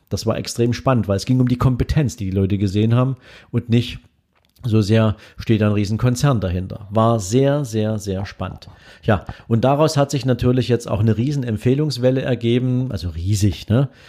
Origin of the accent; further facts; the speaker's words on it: Dresden, Saxony, Germany; hier in Dresden, in meiner Heimatstadt